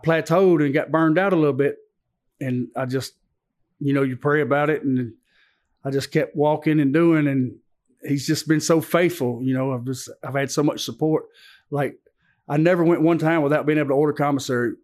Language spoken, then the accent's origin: English; Antioch, United States; also born or lived in Dalton, Georgia; I grew up right here in Antioch